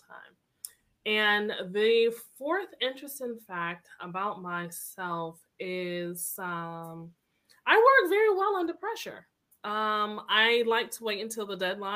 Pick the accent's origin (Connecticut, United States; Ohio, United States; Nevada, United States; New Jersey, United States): Connecticut, United States; Hartford; now in Atlanta, United States; I am in Atlanta, Georgia, but I am originally from Hartford, Connecticut